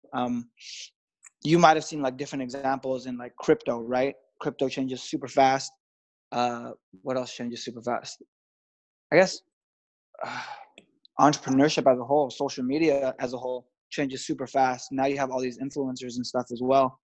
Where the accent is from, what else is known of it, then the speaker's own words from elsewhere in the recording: Los Angeles, California, United States; I'm from Los Angeles, so it's always beautiful out here